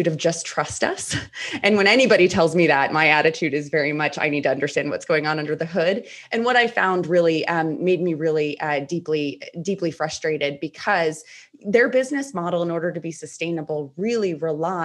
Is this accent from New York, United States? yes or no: no; Rhode Island, United States; moved away as an adult; also born or lived in Washington, D.C.; I am in my home state of Rhode Island